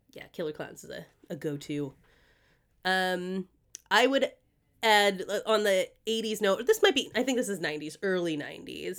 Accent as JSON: {"language": "English", "town": "Greenfield", "region": "Massachusetts", "country": "United States", "tie": "born or raised there", "said": "the street that I grew up on in Massachusetts"}